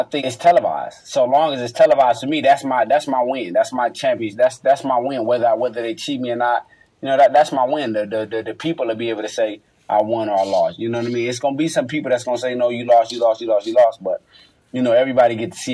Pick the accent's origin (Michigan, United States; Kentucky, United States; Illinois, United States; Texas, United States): Michigan, United States; Detroit; I'm from Detroit